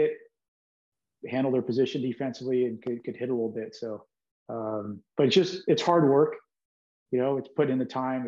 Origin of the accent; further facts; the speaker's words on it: Seal Beach, California, United States; I grew up in Seal Beach, which is right next door to Long Beach.